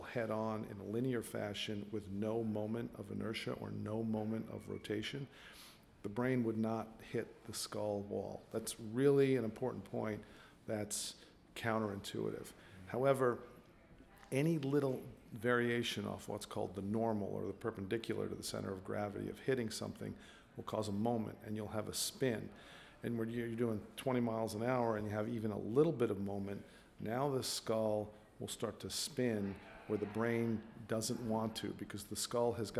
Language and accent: English; Long Island, New York, United States; also born or lived in Iowa; now in Portland, United States; I was born and raised in Long Island